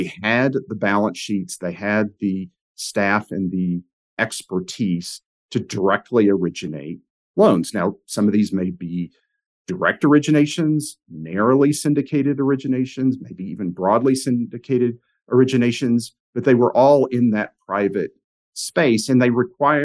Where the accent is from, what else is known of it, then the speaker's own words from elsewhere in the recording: Knoxville, Tennessee, United States; I grew up in Knoxville, Tennessee